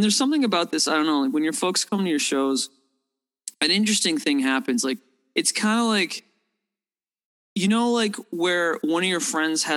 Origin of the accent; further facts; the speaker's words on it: Toronto, Ontario, Canada; I'm a downtown kid. I grew up downtown Toronto